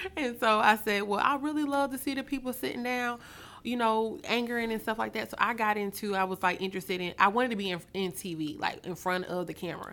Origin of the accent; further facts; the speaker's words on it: Mobile, Alabama, United States; moved away as an adult; now in Atlanta, United States; I'm originally from Mobile, Alabama